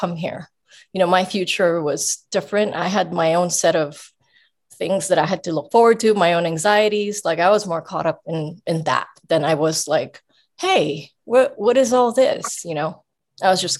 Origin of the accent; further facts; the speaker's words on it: Philippines; I grew up in the Philippines on the streets.